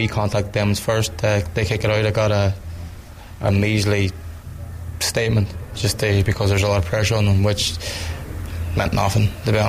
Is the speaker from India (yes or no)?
no; Ireland; I'm a white Irish man